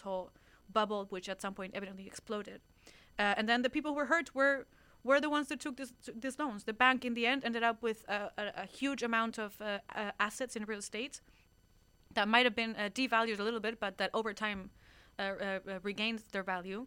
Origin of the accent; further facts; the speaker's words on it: Spain; Being Spanish